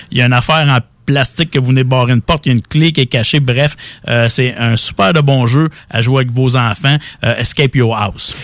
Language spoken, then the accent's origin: French; Quebec, Canada; chez nous au Québec